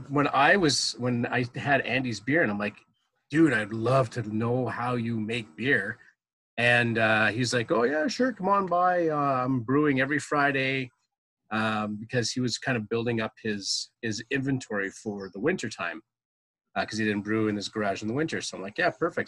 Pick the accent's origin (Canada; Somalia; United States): Canada; Ottawa, Ontario; also born or lived in Orleans, Ontario; born and raised in Ottawa, living in Orleans pretty much all my life.